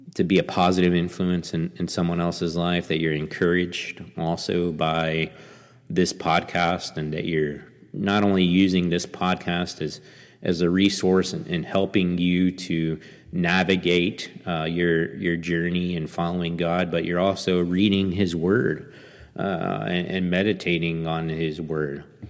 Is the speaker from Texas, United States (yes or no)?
yes; Angleton, Texas, United States; also born or lived in Saint Petersburg, Russia; a church there in, in Angleton, Texas, my hometown